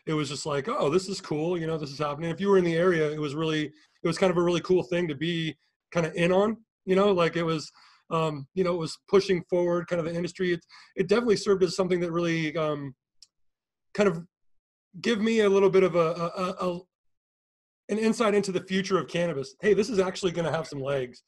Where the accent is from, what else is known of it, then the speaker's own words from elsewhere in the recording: Seattle, Washington, United States; moved away; I'm from Seattle